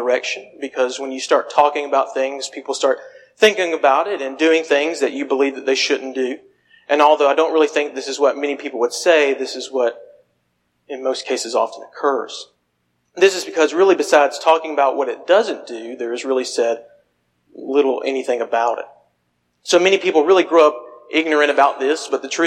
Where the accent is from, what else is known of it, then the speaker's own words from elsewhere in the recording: Phenix City, Alabama, United States; moved away; I'm originally from Phoenix City and at the Church of Christ there.